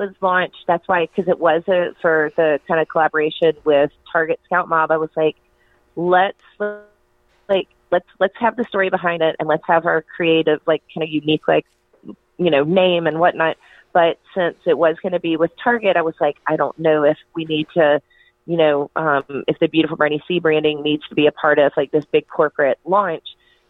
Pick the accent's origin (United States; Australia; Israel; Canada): United States; North Carolina; it has to do with my childhood growing up in Western North Carolina